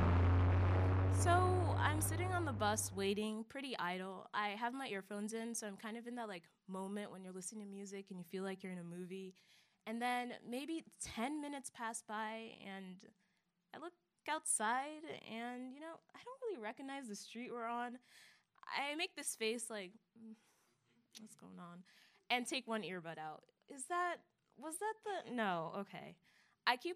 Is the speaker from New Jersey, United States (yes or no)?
no; Germantown, Maryland, United States; I am from Germantown, Maryland, which is the best town in the world